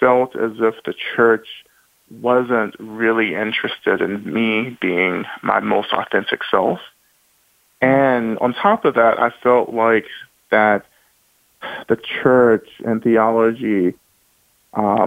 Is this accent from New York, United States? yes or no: no; Rome, Georgia, United States; I was born in North Georgia, in Rome, Georgia